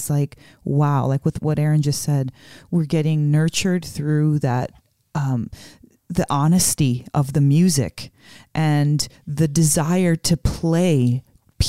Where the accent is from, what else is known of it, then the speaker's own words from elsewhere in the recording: Las Vegas, Nevada, United States; We're from Vegas, you know, where it's about shows and performing.